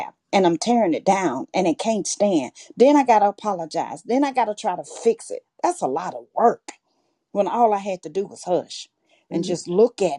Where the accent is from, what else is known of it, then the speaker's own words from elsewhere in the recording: Arkansas, United States; I was born and raised in Arkansas. So I'm a country girl from the rooter to the tooter.